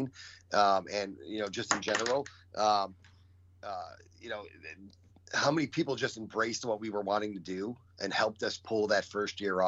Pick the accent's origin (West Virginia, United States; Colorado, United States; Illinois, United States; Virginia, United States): Illinois, United States; Chicago; We grew up in Bridgeport